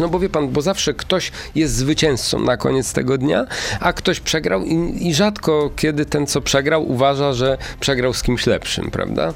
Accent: Kuyavian-Pomeranian Voivodeship, Poland; w Bydgoszczy, i i w województwie kujawsko-pomorskim, skąd, skąd jestem

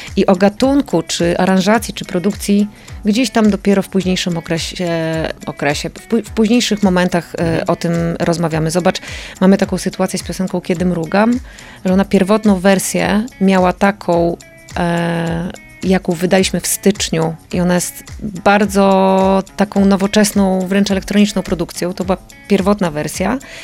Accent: Lublin Voivodeship, Poland; moved away; ja po prostu wychowałam się w takim, w takim miejscu

